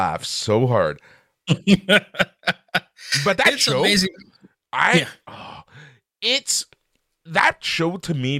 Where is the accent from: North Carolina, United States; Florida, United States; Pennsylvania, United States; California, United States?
California, United States; Los Angeles; now in Canada; I am American. I am from Los Angeles originally